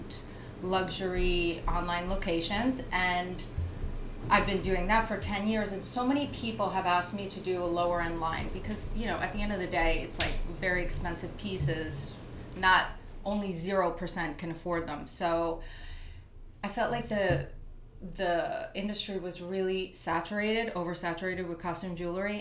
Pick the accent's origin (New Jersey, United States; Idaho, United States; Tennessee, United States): New Jersey, United States; moved away as an adult; now in New York City, United States; I was born and raised in New Jersey.